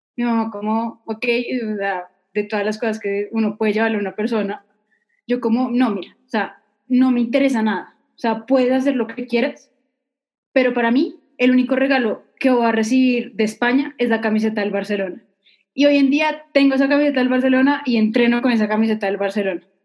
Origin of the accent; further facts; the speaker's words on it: Manizales, Caldas, Colombia; yo nací en Manizales